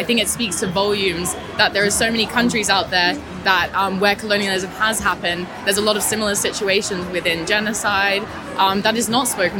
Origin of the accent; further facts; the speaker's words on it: Australia; now in London, United Kingdom; I live in London. I moved from Australia a while ago, and I'm really passionate about it.